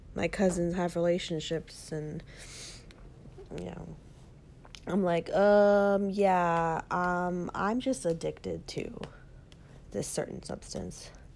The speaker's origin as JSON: {"language": "English", "region": "Texas", "country": "United States", "tie": "born or raised there", "also_born_or_lived": "Austin, Texas", "said": "here in my hometown"}